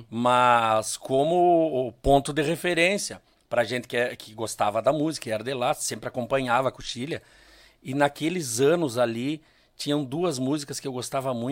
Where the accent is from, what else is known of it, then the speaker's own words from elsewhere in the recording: Cruz Alta, Rio Grande do Sul, Brazil; eu sou natural de Cruz Alta e meu pai, minha família sempre teve envolvimento com CTG, com rodeio